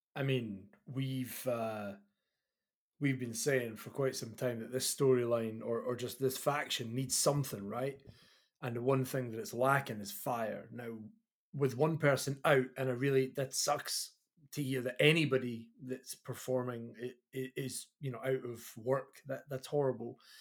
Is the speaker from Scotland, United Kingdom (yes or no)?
yes; Kirkcaldy, Scotland, United Kingdom; I am the body from Kirkcaldy.